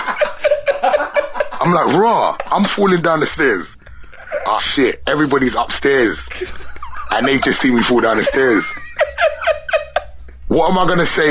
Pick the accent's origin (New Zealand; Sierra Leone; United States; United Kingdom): United Kingdom; London; I'm from London, and not a lot of people have basements in London